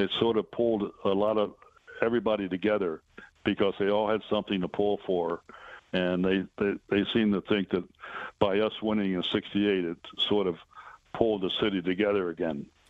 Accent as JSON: {"language": "English", "town": "Baltimore", "region": "Maryland", "country": "United States", "tie": "born or raised there", "moved": "yes", "said": "that was in Baltimore, my hometown"}